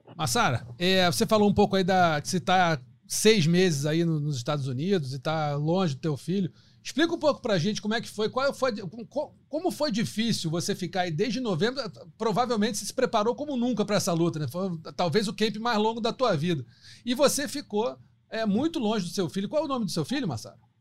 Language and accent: Portuguese; Brazil; eu sou brasileiro